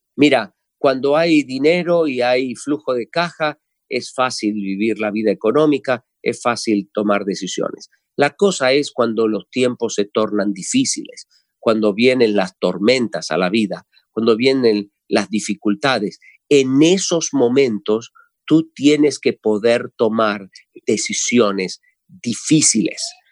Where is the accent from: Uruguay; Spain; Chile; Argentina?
Argentina; los argentinos hablamos de los vivos